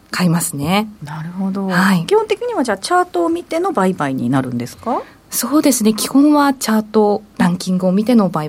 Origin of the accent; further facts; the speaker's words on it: Niigata, Japan; moved away as an adult; also born or lived in Gunma / Okinawa; 私新潟出身でもありますし社会人になってから群馬沖縄でいろんなその地域の魅力を発信するっていうことをやってきたので